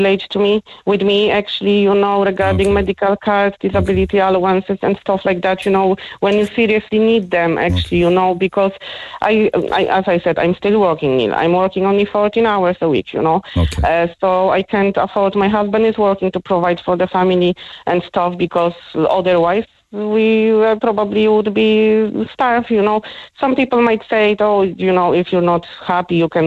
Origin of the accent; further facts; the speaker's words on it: Poland; English is a second language; moved away as an adult; now in Ireland; I was born and bred in Poland